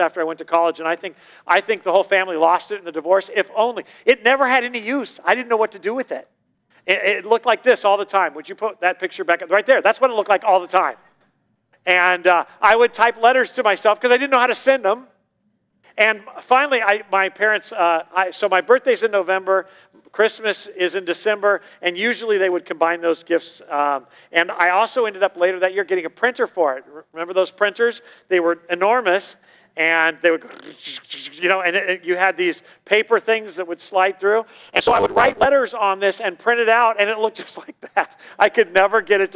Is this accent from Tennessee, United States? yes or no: no; Southern California, United States; moved away; I'm from Southern California, you know, the hub of the 80s